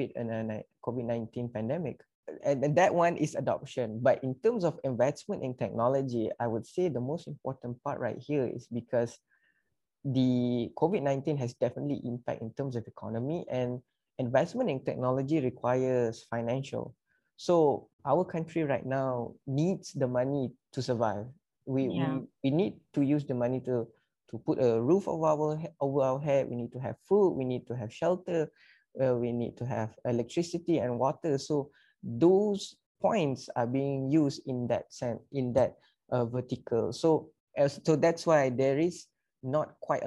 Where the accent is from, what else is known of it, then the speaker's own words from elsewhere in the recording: Malaysia; come together as Malaysian